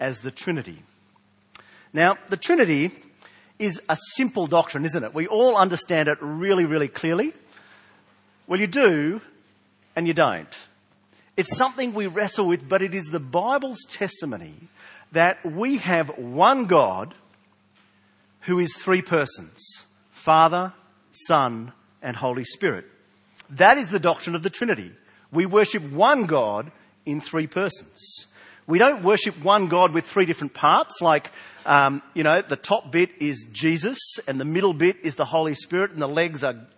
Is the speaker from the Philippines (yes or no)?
no; South Australia, Australia; accent: South Australian; my South Australian accent